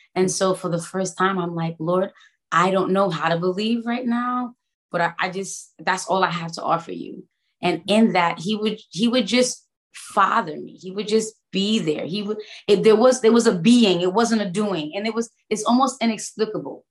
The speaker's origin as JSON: {"language": "English", "town": "New York City", "region": "New York", "country": "United States", "tie": "born or raised there", "moved": "as an adult", "lives_now": "Florida, United States", "said": "I am born and raised in Brooklyn, New York"}